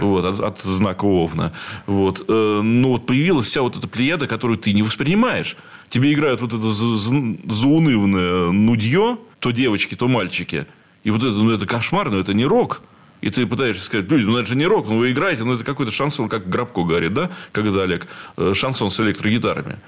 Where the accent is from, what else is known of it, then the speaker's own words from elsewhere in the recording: Saint Petersburg, Russia; Я петербуржец, я уже сказал, в четвертом колене